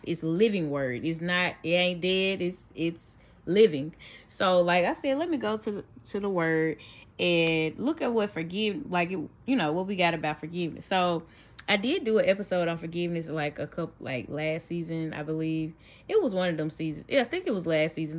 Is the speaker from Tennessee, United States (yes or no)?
yes; Memphis, Tennessee, United States; I'm from Memphis